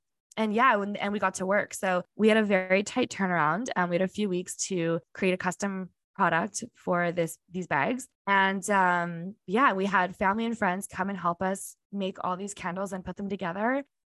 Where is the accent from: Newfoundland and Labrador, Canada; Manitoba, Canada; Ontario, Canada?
Manitoba, Canada; Winnipeg; I'm from here, there is no place like Winnipeg and Manitoba